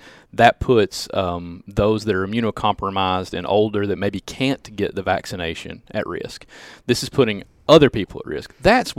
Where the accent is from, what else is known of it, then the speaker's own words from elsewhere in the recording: Cordova, Tennessee, United States; They know I'm from Cordova.